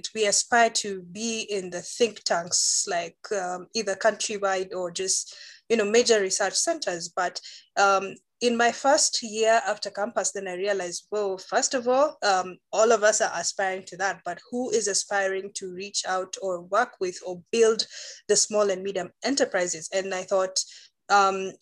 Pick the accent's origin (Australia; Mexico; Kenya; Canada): Kenya; Nairobi; I've just been born, studied, and pretty much lived in Nairobi